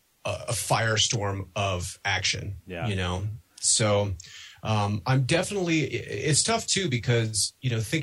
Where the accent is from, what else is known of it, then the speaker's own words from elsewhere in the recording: Denver, Colorado, United States; I'm from Denver